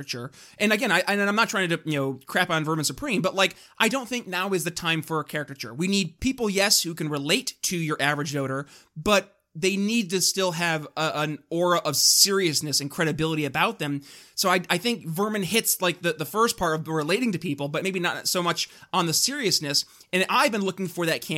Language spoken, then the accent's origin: English; New York, United States; moved away; New York State from my home state